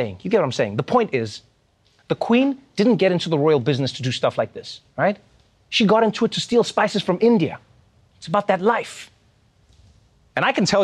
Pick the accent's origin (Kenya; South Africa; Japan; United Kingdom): South Africa; moved away; my home country, South Africa